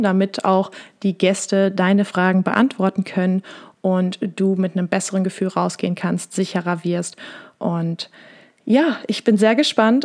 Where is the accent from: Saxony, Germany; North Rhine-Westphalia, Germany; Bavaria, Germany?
North Rhine-Westphalia, Germany; Wesel; also born or lived in Essen; Ich komme aus Wesel am Niederrhein in NRW bin aber doch eher im Herzen ein kleines Ruhrpottkind